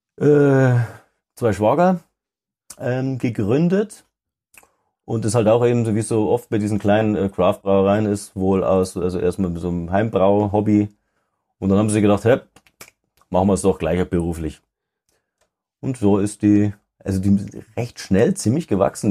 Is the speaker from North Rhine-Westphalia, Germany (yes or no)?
no; Denkendorf, Bavaria, Germany; aus der Ecke Ingolstadt. Also ein bisschen nördlicher, so Denkendorf